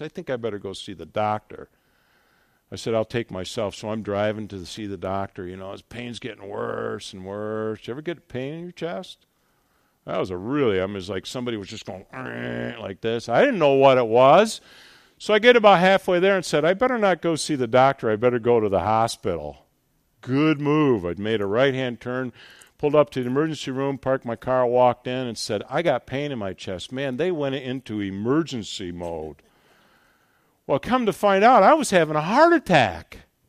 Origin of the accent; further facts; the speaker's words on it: Buffalo, New York, United States; I am from Buffalo, New York